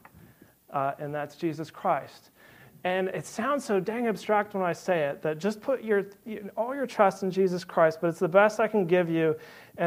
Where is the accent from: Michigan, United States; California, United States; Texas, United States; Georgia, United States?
California, United States; now in Birmingham, United States; I'm from California